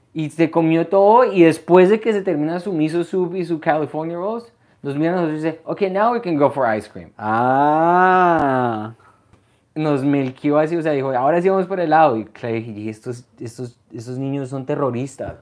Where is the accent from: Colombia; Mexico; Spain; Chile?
Colombia; moved away; also born or lived in New York / Canada; yo soy de Colombia